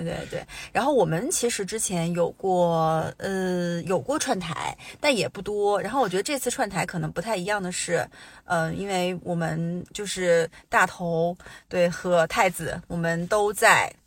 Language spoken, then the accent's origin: Chinese; Changchun, Jilin, China; now in Vancouver, Canada; 因为我们家老，我们老家是长春的哦